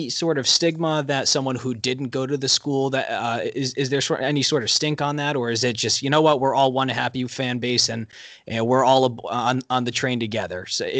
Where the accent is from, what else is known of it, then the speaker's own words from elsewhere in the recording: Rhode Island, United States; I grew up in Rhode Island, I went to school in Rhode Island.